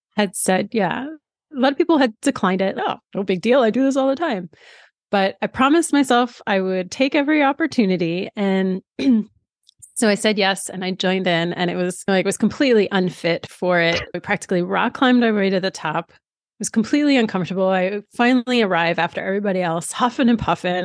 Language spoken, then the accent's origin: English; outside of New York City, United States; I grew up outside of New York City.